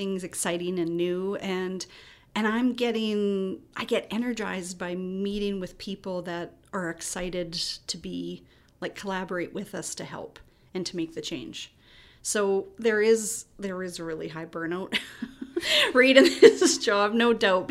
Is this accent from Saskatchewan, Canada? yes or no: yes; Saskatchewan, Canada; now in Kelowna, Canada; I'm a Flatlander. I'm from Saskatchewan, so we're kind of a rare breed, too